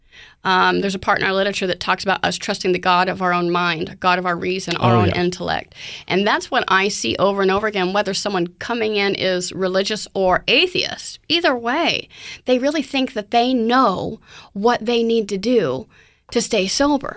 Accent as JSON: {"language": "English", "region": "the Bible Belt", "country": "United States", "tie": "born or raised there", "said": "I grew up in the Bible Belt"}